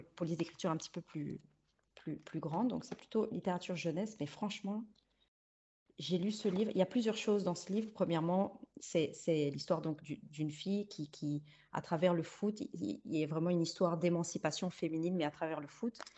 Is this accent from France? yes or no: no; Luxembourg; first language Spanish; also born or lived in Liège, Belgium; j'ai grandi euh, les premières années jusqu'à mes 7 ans à Liège. Et puis, ouais, vers 7 ans, j'arrive au Luxembourg